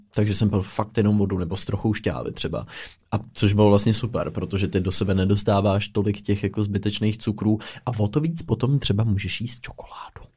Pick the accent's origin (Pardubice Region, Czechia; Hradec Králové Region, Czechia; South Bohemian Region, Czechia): Pardubice Region, Czechia; Pardubice; now in Prague, Czechia; jsem z Pardubic